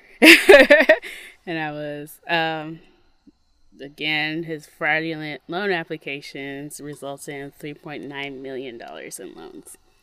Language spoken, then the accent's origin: English; Mississippi, United States; moved away; when I grew up in Mississippi, nature was kind of like a foe